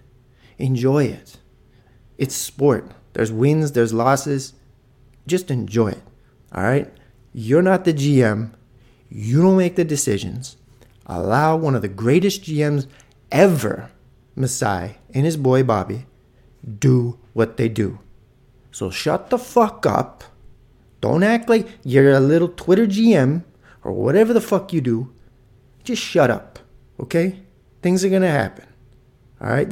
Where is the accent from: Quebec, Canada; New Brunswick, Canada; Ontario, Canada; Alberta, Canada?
Ontario, Canada; Toronto; I'm from Toronto